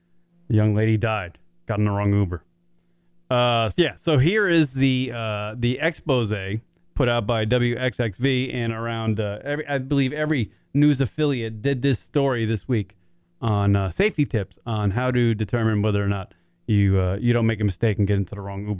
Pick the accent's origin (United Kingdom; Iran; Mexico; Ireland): Ireland; I'm Irish. I like to drink.